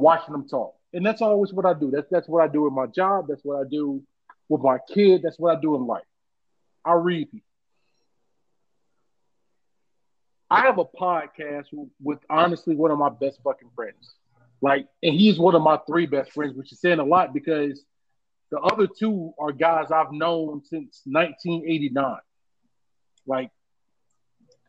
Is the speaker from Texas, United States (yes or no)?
no; Jacksonville, Florida, United States; I'm still from Lackawanna. I'm still from Jacksonville, Florida